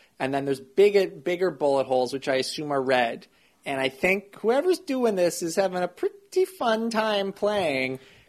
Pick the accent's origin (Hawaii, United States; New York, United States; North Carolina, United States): New York, United States; Brooklyn; accent: Brooklyn; Honestly, I'm controlling it all the time. So this is me controlling and subduing my Brooklyn accent.